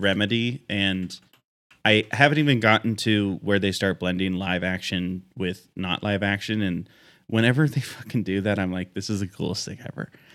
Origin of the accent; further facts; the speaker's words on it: Pacific Northwest, United States; as a Pacific Northwest boy